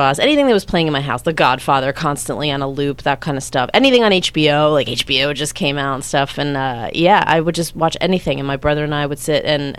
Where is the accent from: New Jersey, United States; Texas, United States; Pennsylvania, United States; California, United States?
New Jersey, United States; Bloomfield; moved away as an adult; also born or lived in Montclair / New York; now in Los Angeles, United States; Born and raised in Bloomfield. I lived in Montclair for a little while, and then I lived in New York for about a year and a half.